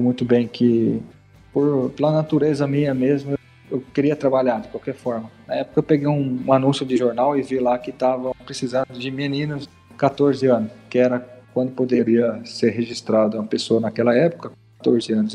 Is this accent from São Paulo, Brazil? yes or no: yes; Piracicaba, São Paulo, Brazil; eu sou de Piracicaba